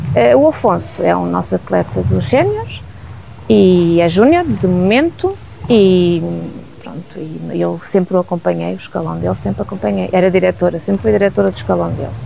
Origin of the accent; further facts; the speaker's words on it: Alcobaça, Centro, Portugal; moved away as an adult; also born or lived in Lisbon; now in Nelas, Portugal; Nasci eh, em Lisboa e vivi em Alcobaça a vida toda